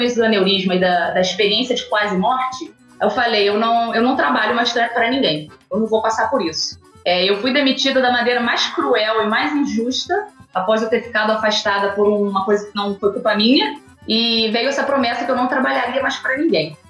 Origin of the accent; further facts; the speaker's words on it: Nova Friburgo, Rio de Janeiro, Brazil; also born or lived in Goiás; now in Rio das Ostras, Brazil; Nasci em Nova Friburgo, na Serra do Rio de Janeiro, bem no interior